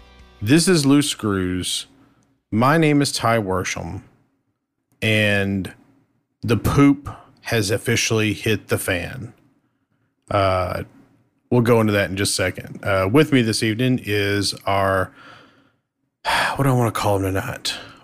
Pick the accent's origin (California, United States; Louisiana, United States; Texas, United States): Texas, United States; I'm Texan.